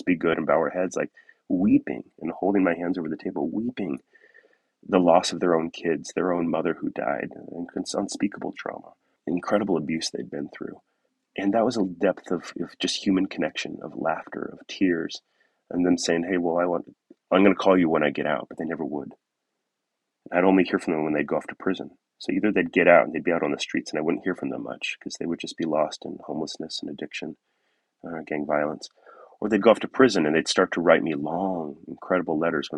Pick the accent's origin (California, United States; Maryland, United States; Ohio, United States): California, United States; Southern; moved away as an adult; also born or lived in Oakland / northwest Washington; now in Washington, United States; I grew up in Southern California, and I found my way up here in northwest Washington